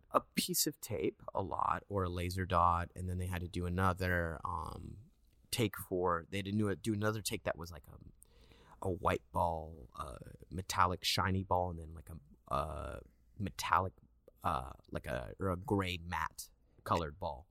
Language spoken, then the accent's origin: English; Westlake Village, California, United States; moved away as an adult; also born or lived in Agoura Hills; I grew up in Westlake, but I went to school in Agora Hills.